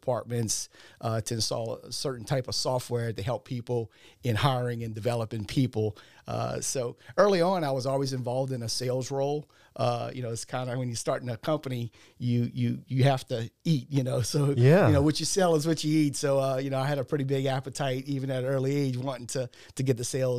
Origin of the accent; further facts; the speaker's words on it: Louisiana, United States; Originally, I'm from the Ascension Parish, Assumption area, kind of like the Donaldsonville, Assumption Parish area, and went to school down there.